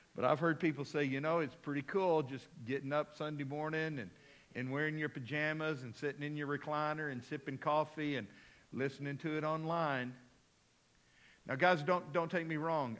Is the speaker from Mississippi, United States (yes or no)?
no; Midland, Texas, United States; also born or lived in Abilene, Texas; now in Fort Smith, United States; I was a little boy growing up in Midland, Texas